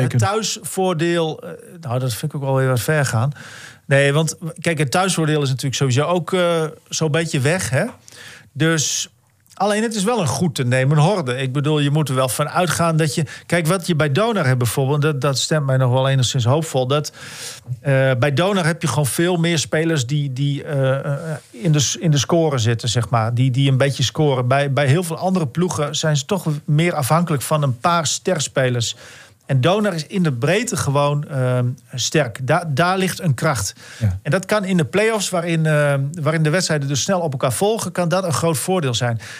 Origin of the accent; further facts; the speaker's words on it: Italy; Ik ben Italiaan.